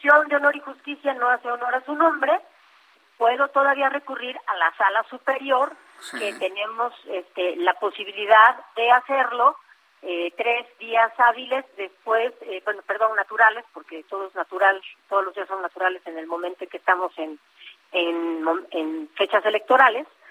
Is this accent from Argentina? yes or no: no; Oaxaca, Mexico; Yo soy un amante de mi tierra y voy a seguir trabajando por Oaxaca